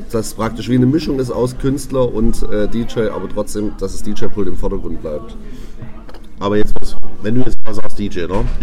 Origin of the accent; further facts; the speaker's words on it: Stuttgart, Baden-Württemberg, Germany; born there; Jahre alt, komme gebürtig aus Stuttgart und darf heute dabei sein.